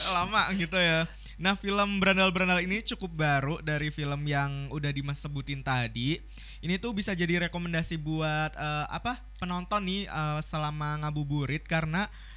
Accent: Batang, Central Java, Indonesia; Aku tuh dari Jawa Tengah ya, daerah Pantura gitu. Kalau nggak tahu tuh di daerah Batang

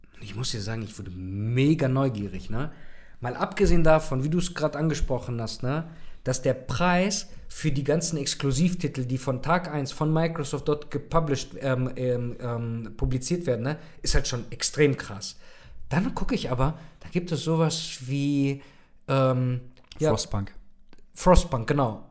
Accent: Germany; hier bei uns in Deutschland

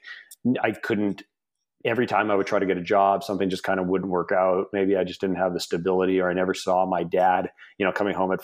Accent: Canada; moved away as an adult; also born or lived in Russia / Los Angeles, United States; we immigrated from Russia to Canada when I was about 4 and a half

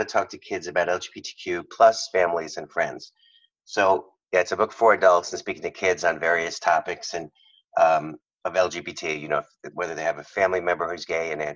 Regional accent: Long Island, New York, United States; moved away as an adult; now in California, United States; grew up in Long Island

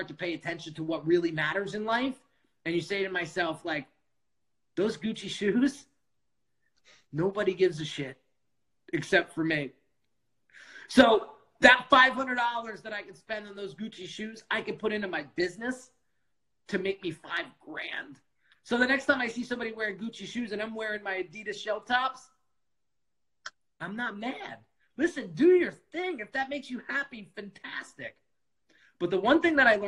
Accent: outside of New York City, United States; I grew up outside of New York City

